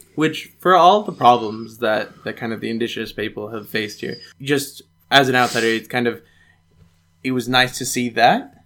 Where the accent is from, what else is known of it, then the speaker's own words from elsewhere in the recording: United States; moved away; as an American